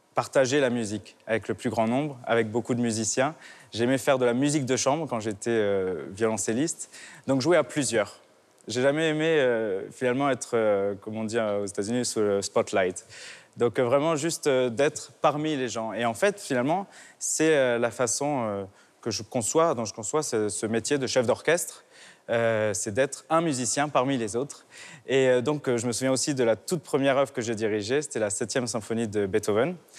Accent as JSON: {"language": "French", "town": "Nice", "region": "Provence-Alpes-Côte d'Azur", "country": "France", "tie": "born or raised there", "said": "Je suis né à Nice, j'ai fait toutes mes études euh, au conservatoire, euh, au lycée Masséna qui est juste en face"}